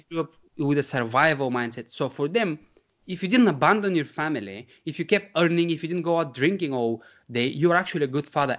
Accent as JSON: {"language": "English", "country": "Bulgaria", "tie": "born or raised there", "moved": "as an adult", "lives_now": "United Kingdom", "said": "growing up in the Bulgarian countryside"}